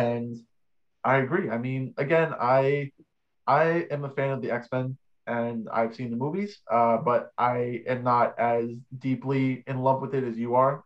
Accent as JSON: {"language": "English", "region": "New York", "country": "United States", "said": "we're both from New York"}